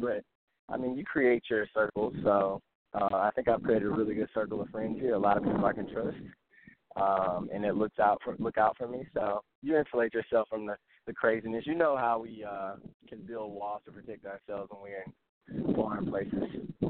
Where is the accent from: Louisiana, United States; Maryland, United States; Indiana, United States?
Louisiana, United States; Shreveport; moved away as an adult; now in Boston, United States; I'm from Shreveport, Louisiana. Proud of it, actually.